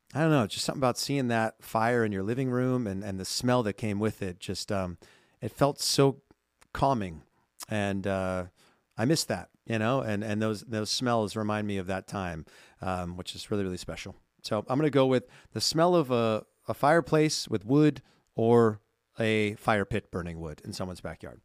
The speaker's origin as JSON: {"language": "English", "region": "California", "country": "United States", "tie": "born or raised there", "said": "growing up in California"}